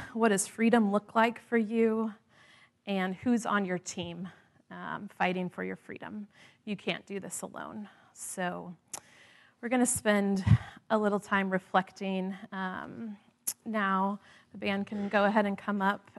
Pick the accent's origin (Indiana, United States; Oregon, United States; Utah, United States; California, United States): Indiana, United States; the Midwest; moved away; growing up in the Midwest